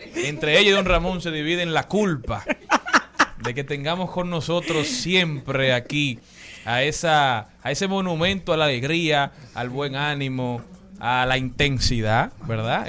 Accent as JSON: {"language": "Spanish", "country": "Dominican Republic", "said": "nuestra primera responsabilidad como dominicanos es conocer nuestra media isla"}